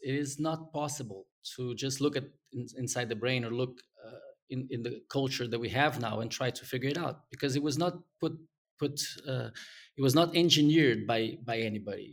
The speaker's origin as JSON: {"language": "English", "country": "Brazil", "second_language": "English", "moved": "as an adult", "said": "I was gonna be sent back to Brazil"}